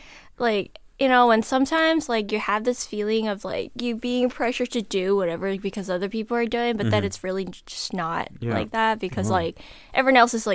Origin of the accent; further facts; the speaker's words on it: South Korea; English is a second language; I am from South Korea.